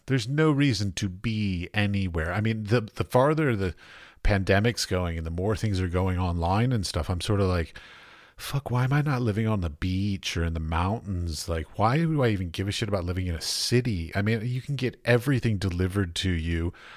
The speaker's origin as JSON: {"language": "English", "town": "Washington", "region": "District of Columbia", "country": "United States", "tie": "born or raised there", "also_born_or_lived": "Iowa / North Carolina / San Francisco / Ohio", "moved": "as an adult", "lives_now": "Prague, Czech Republic", "said": "I grew up in Washington, D C"}